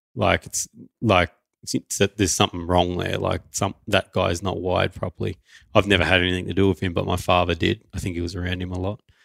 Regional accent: Newcastle, New South Wales, Australia; so I was born in Newcastle in New South Wales, Australia. That's pretty much where we've lived for the last few years as well.

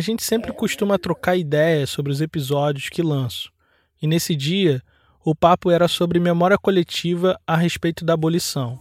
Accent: Brazil; Nosso país foi construído tendo a escravidão como alicerce

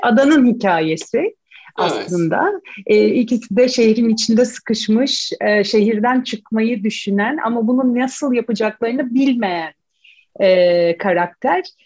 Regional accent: İzmir, Turkey; moved away as an adult; now in Istanbul, Turkey; İzmirli olduğum için İzmir'de doğup büyüdüm, okulumda orada okudum.

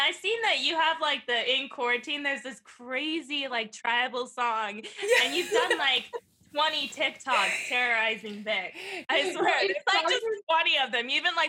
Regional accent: California, United States

